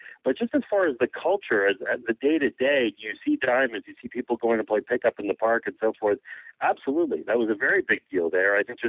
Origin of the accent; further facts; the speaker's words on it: Montreal, Quebec, Canada; I grew up in Montreal